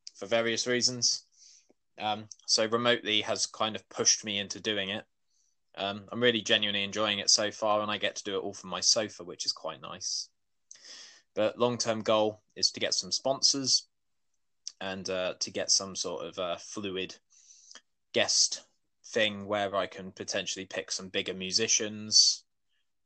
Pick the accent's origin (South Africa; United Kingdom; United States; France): United Kingdom; Weymouth, South West England; I'm from Weymouth, have been my entire life.